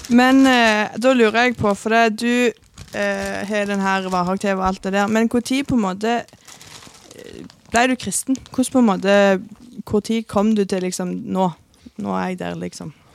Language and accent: Norwegian; Norway; fra Vigerstad